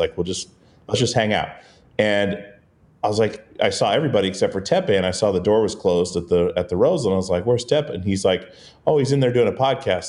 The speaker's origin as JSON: {"language": "English", "region": "Alaska", "country": "United States", "tie": "born or raised there", "said": "the little island we grew up on in Alaska"}